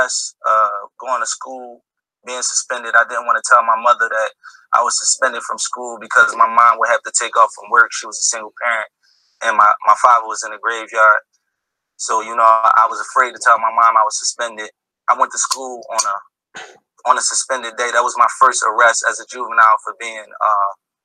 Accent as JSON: {"language": "English", "country": "United States", "tie": "born or raised there", "said": "I grew up in America in a ruthless neighborhood where we're not protected by police."}